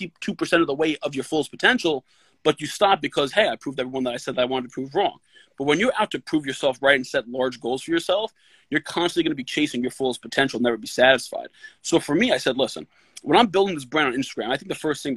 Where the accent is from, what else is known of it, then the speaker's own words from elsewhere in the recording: New York City, New York, United States; I grew up in the Bronx